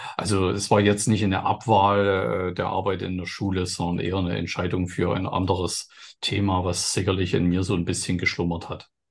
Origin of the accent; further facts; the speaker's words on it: East Germany, Germany; dass ich in dem Sinne aus dem Osten bin